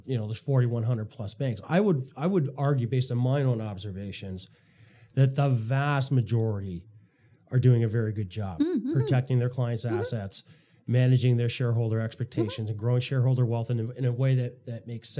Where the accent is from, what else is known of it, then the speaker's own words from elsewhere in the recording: Canada; As a Canadian person who has deposits in Canadian banks, as someone who probably owns bank shares within the retirement, pension programs and so forth